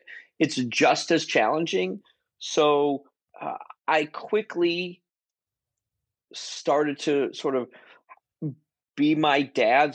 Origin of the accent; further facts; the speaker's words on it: Boston, Massachusetts, United States; growing up in Boston, Massachusetts